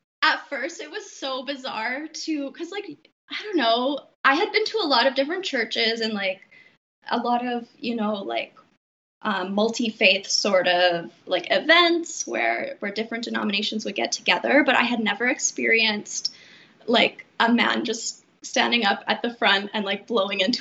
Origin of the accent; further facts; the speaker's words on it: Regina, Saskatchewan, Canada; I grew up in Regina